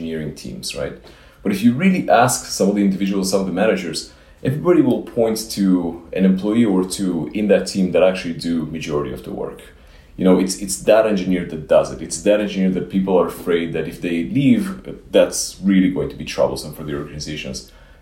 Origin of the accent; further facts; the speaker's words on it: Israel; also born or lived in Ukraine; now in United States; I grew up in Israel